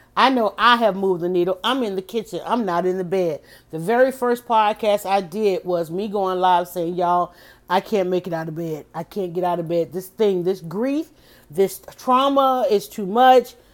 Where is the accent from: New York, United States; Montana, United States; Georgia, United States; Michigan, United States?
Georgia, United States; Atlanta; I was born, I was raised in Southwest Atlanta